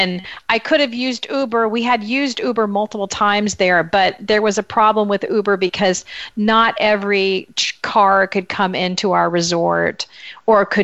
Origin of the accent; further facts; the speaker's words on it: United States; as an American walking through with your high school French